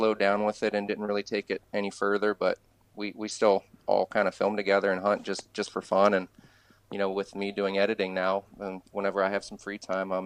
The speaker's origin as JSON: {"language": "English", "region": "Ohio", "country": "United States", "tie": "born or raised there", "also_born_or_lived": "California", "said": "I'm a Ohio boy, born and bred. I've been here most of my life"}